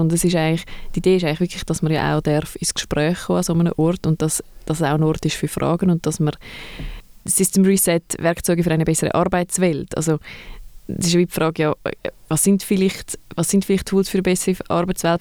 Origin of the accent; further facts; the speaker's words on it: Zurich, Switzerland; Und ich bin aus Zürich und arbeite in Winterthur.